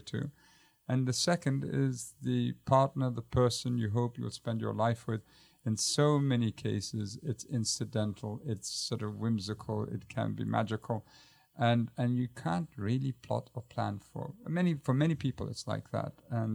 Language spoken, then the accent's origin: English; Jordan; moved away; also born or lived in United Kingdom / Baltimore, Maryland; I had to do my national service, which took me back to my home country